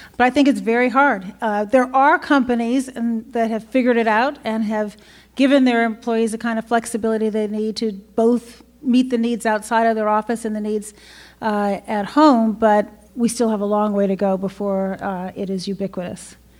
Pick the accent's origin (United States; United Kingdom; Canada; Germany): United States; Chicago, Illinois; I'm from Chicago